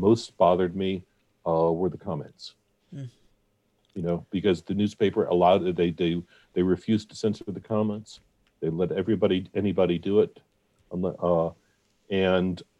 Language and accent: English; Atlanta, Georgia, United States; also born or lived in Ohio; I was not born in Atlanta.